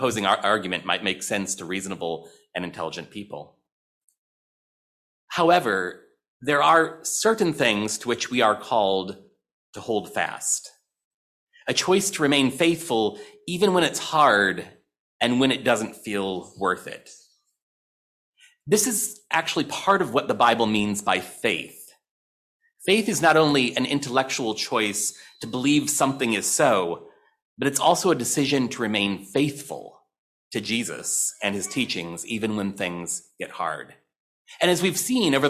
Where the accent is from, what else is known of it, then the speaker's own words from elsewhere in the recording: St. Louis, Missouri, United States; I grew up in St. Louis, Missouri